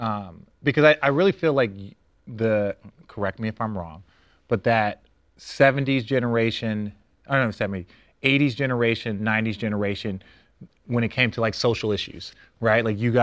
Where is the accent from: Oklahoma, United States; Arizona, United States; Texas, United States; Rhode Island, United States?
Arizona, United States; Phoenix; now in Los Angeles, United States; I grew up, I was born here in South Central LA in the middle of the crack epidemic. That's why we moved to Phoenix.